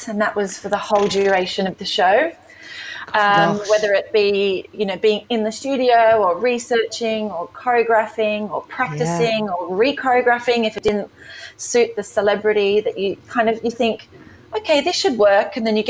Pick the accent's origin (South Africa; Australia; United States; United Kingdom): Australia; moved away; You know, I moved from Australia in 2009, and it was just me and my dance shoes.